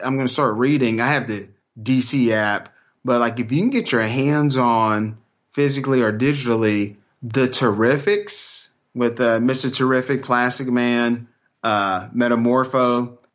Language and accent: English; Texas, United States; I'm from Texas